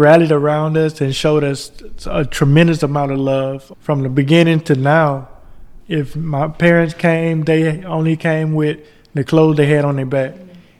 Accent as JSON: {"language": "English", "town": "Baton Rouge", "region": "Louisiana", "country": "United States", "tie": "born or raised there", "moved": "yes", "said": "I grew up in Baton Rouge, Louisiana. I went to school at Southern University."}